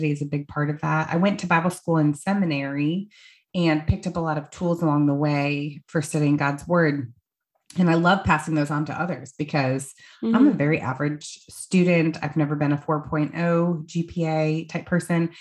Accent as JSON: {"language": "English", "region": "Iowa", "country": "United States", "tie": "born or raised there", "moved": "yes", "lives_now": "Greenville, United States", "said": "I grew up in Iowa"}